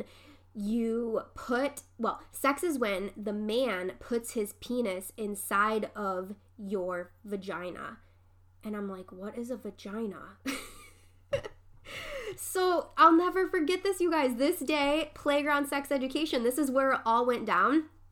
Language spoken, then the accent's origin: English; Dearborn Heights, Michigan, United States; the house that I grew up in Dearborn Heights